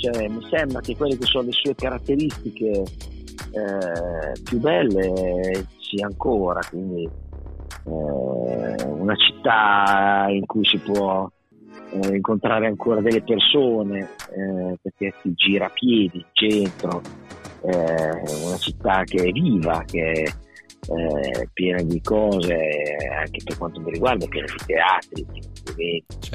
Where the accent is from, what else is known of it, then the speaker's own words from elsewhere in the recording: Emilia-Romagna, Italy; moved away as an adult; also born or lived in Riccione; now in Bologna, Italy; sono romagnolo